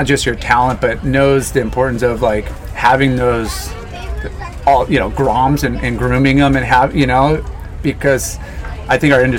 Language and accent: English; Ventura, California, United States; especially when you're growing up in California, where it's, especially Ventura, doesn't get very warm, like, it's pretty chilly